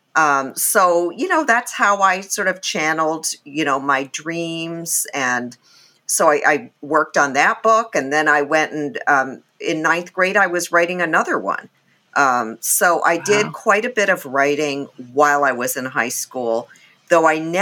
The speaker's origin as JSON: {"language": "English", "town": "St. Paul", "region": "Minnesota", "country": "United States", "tie": "born or raised there", "also_born_or_lived": "England / Japan", "said": "I was growing up in St. Paul, Minnesota, in the suburbs, and it was a really, really difficult place to be an immigrant kid at that time"}